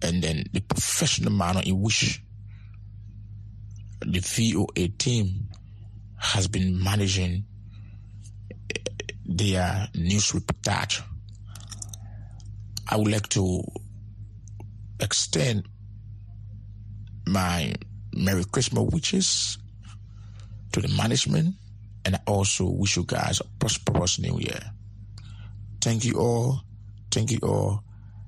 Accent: Monrovia, Montserrado, Liberia; I'm from Monrovia

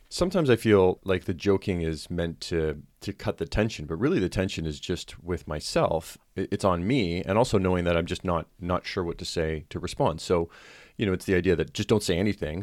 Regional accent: United Kingdom; I am British

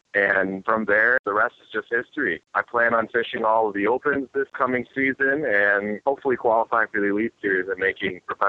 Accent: Minnesota, United States; I'm from Minnesota. I grew up there fishing all of my life.

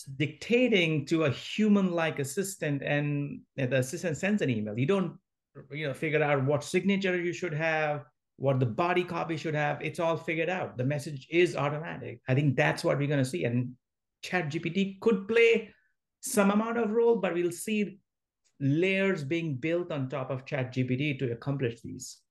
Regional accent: India; moved away as an adult; now in San Francisco Bay Area, United States; I grew up in India in a small mining town

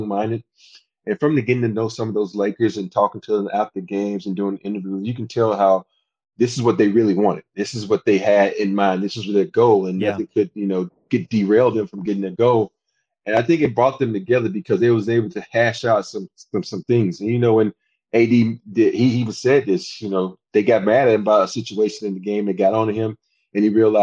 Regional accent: Andalusia, Alabama, United States; moved away as an adult; I grew up in a small town called Andalusia, Alabama

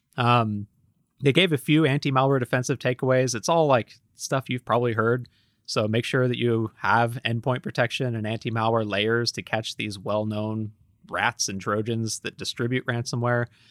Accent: United States; I'm an American

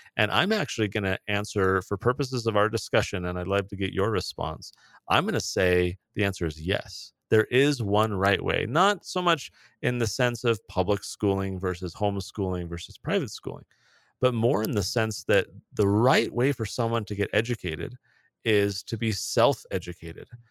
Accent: San Diego, California, United States; in California, I grew up in San Diego.

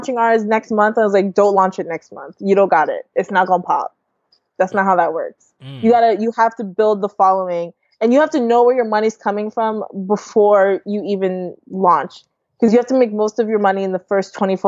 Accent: New York, United States; also born or lived in Canada / Delaware / Rhode Island; now in Ohio, United States; I was born in Canada. I grew up in New York, and then I lived in Delaware

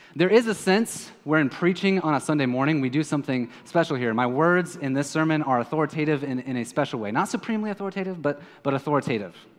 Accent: Kansas City, Missouri, United States; now in San Juan, Puerto Rico; I am from Kansas City.

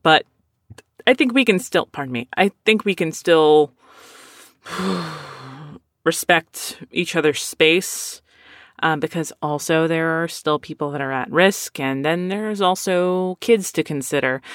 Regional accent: Philadelphia, Pennsylvania, United States; I'm a Mexican from Philadelphia.

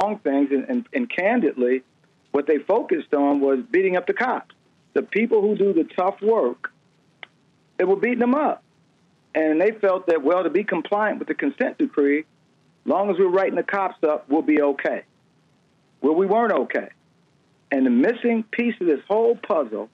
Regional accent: Detroit, Michigan, United States; moved away as an adult; even though I'm from Detroit, I started my policing career here in Detroit. I left at some point and stayed gone well over 34 years

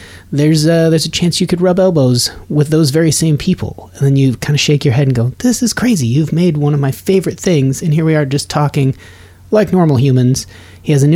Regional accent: Nevada, United States; moved away; also born or lived in Colorado; I grew up in Nevada, but I went to school in Colorado

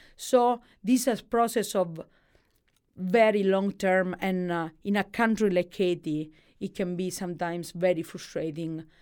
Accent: Calabria, Italy; English is a second language; moved away as an adult; also born or lived in Milan, Italy; growing up i-, in Calabria, eh, is a tho-, a tough things. Like, you grow up in one of the poorest region of Italy

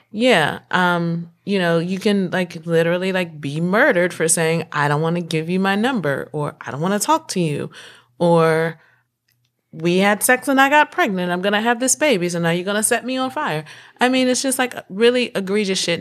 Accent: North Carolina, United States; I'm from North Carolina

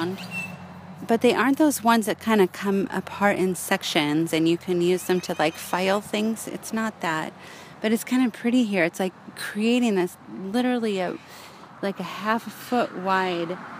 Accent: Southern California, United States; now in Northern California, United States; growing up in Southern California

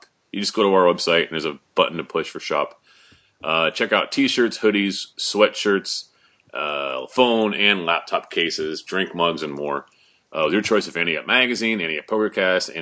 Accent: Wallingford, Connecticut, United States; My hometown. I grew up like a mile from there.

